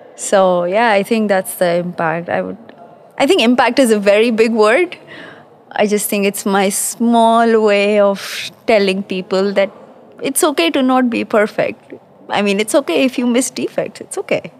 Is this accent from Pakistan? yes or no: yes; Pakistan; moved away as an adult; now in London, United Kingdom; I'm based in London. Uh, I'm originally from Pakistan. I've been in London for about 18 years